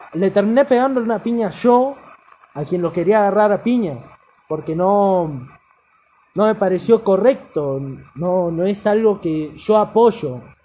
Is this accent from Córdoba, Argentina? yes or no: no; Chubut, Argentina; Soy de Chubut, me considero de Chubut